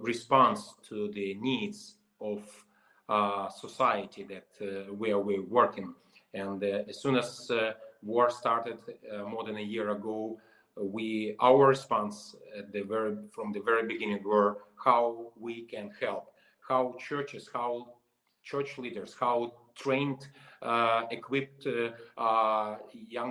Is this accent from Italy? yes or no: no; Western Siberia, Russia; also born or lived in St. Petersburg; now in Moldova; I was born in Western Siberia, born into Christian and Ukrainian family.